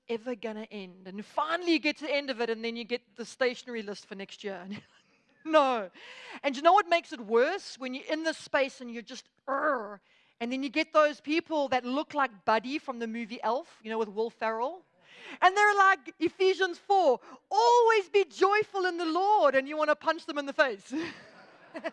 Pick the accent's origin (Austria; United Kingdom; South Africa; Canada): South Africa; Durban, KwaZulu-Natal; now in Johannesburg, South Africa; Durban is my hometown where I was born and raised. But I now live in Joburg